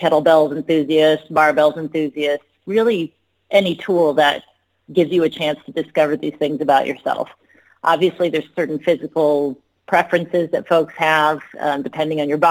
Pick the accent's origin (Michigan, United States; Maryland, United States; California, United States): California, United States; Long Beach; I was born and raised in Long Beach, California